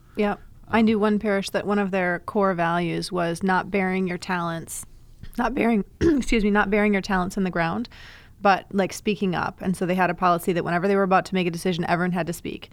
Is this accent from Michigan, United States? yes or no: yes; Ann Arbor, Michigan, United States; I'm from Ann Arbor